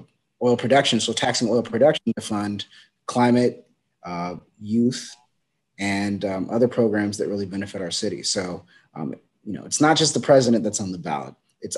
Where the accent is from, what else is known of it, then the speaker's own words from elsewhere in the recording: Long Beach, California, United States; also born or lived in Sacramento; I grew up in North Long Beach, went to school for most in private school in East Long Beach